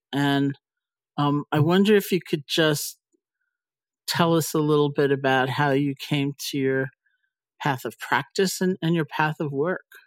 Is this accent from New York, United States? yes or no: yes; New York, United States; I'm a New Yorker